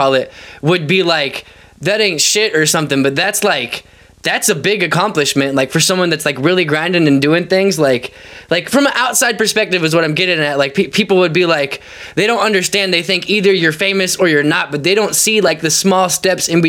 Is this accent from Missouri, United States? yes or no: yes; Independence, Missouri, United States; I'm actually from Independence, but I say Kansas City because it's easier